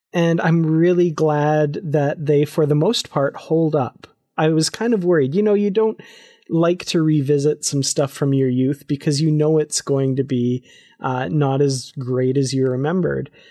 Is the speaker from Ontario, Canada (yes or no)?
no; Grande Prairie, Alberta, Canada; I'm there from Grand Prairie, Alberta, Canada